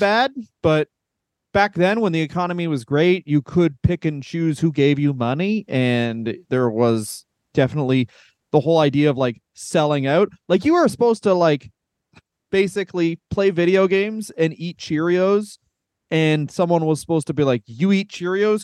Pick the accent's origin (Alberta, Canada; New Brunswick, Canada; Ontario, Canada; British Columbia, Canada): Ontario, Canada; I'm from Ontario, Canada.